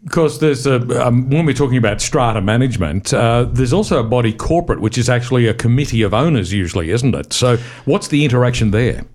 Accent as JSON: {"language": "English", "region": "Queensland", "country": "Australia", "said": "I'm from Queensland"}